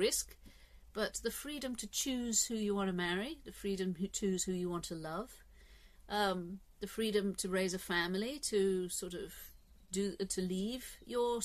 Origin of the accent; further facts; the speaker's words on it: England, United Kingdom; I'm English